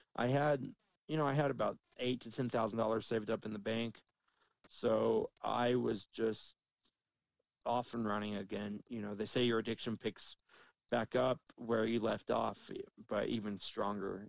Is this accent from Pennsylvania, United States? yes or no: no; Dallas, Texas, United States; moved away as an adult; also born or lived in Las Vegas, Nevada; now in Cheyenne, United States; I grew up in Dallas, then I lived in Vegas, two very large cities